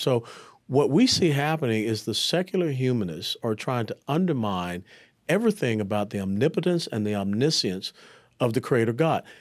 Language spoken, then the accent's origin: English; Atlanta, Georgia, United States; also born or lived in Tennessee; I was born and raised in Atlanta, Georgia